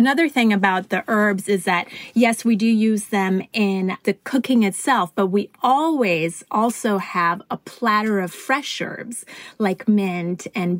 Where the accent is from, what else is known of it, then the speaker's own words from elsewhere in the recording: Vancouver, British Columbia, Canada; also born or lived in Italy; now in Los Angeles, United States; And we originally moved to Italy, and then from Italy, it was on to Vancouver, Canada. And I grew up in Vancouver before moving to Los Angeles some 20-odd years ago.